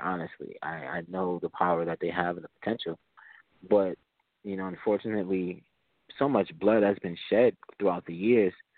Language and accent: English; Springfield, United States; we have here in Springfield a few street gangs that I grew up around uh, due to where I grew up in Springfield